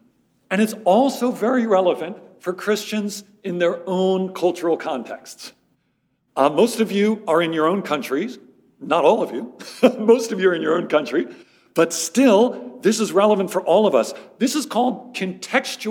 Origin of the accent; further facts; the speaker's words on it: Philadelphia, Pennsylvania, United States; moved away as an adult; also born or lived in Amherst, Massachusetts; now in Middle East; I'm actually originally from the Philadelphia area, grew up in the suburbs of Philadelphia